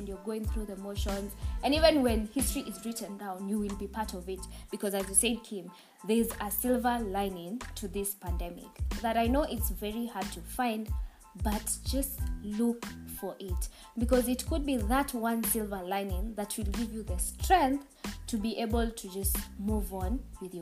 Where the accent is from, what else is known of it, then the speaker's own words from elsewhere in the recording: Nairobi, Kenya; I come from Nairobi, the capital city of Kenya